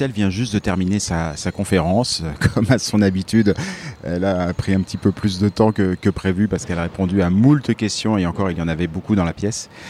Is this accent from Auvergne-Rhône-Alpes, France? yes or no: yes; Villeurbanne, Auvergne-Rhône-Alpes, France; Bonjour, je viens de Lyon, Villeurbanne exactement.